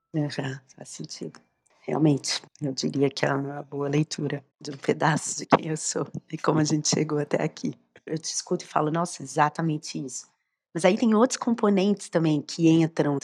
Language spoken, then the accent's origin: Portuguese; Belo Horizonte, Minas Gerais, Brazil; nesse estado de Belo Horizonte, onde eu cresci